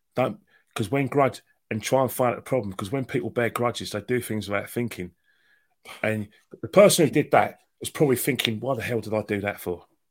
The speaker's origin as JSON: {"language": "English", "region": "London", "country": "United Kingdom", "tie": "born or raised there", "said": "growing up in North London"}